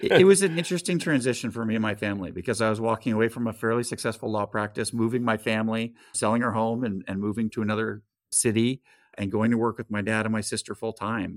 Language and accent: English; California, United States; Grew up in California